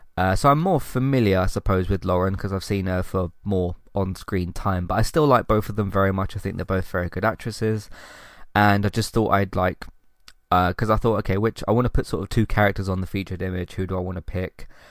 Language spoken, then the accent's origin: English; London, United Kingdom; born and raised in London